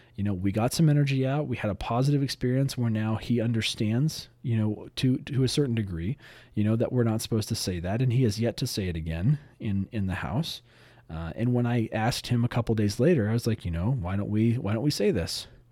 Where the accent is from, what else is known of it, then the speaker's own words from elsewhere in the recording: Southern California, United States; I grew up in Southern California.